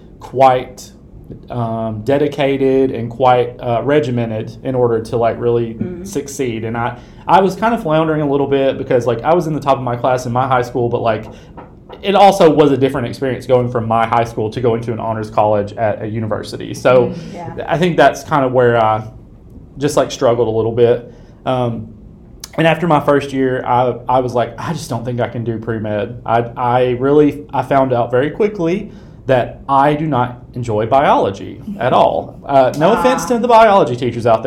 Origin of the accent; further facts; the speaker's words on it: West Tennessee, United States; I am was born and raised in Tennessee, in West Tennessee specifically.